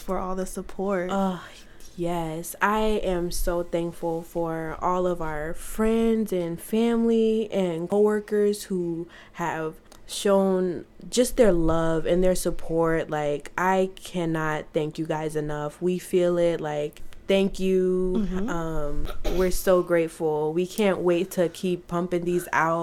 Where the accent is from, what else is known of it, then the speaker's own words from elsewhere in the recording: Orlando, Florida, United States; I was born in Orlando, Florida